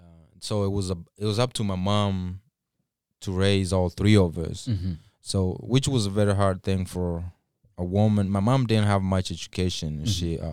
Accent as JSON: {"language": "English", "region": "Kisii County", "country": "Kenya", "tie": "born or raised there", "second_language": "English", "moved": "as an adult", "said": "So when I moved straight from Kenya here, and when I speak of Kenya, you know, some people were raised in cities and all that. I was raised in a suburb, in a village."}